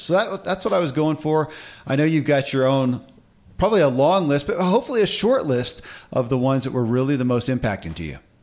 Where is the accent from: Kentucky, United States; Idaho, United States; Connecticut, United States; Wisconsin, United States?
Kentucky, United States; born or raised there